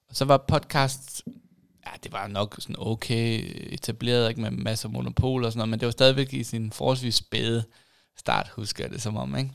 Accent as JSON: {"language": "Danish", "area": "Lolland", "region": "Zealand", "country": "Denmark", "tie": "born or raised there", "also_born_or_lived": "Aarhus / Copenhagen", "moved": "as an adult", "said": "jeg voksede op på Lolland"}